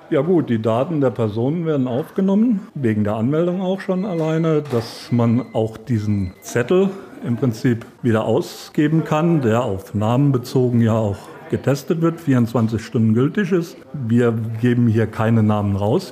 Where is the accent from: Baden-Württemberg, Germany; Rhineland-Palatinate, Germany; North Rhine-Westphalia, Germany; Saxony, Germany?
Rhineland-Palatinate, Germany; Schöndorf; in meinem Heimatort in Schöndorf unser Gasthaus